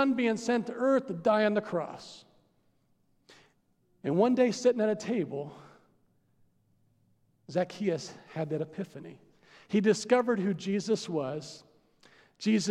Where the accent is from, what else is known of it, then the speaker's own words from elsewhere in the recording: United States; I'm an American